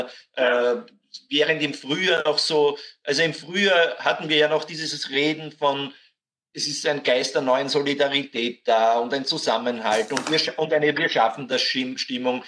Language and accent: German; Austria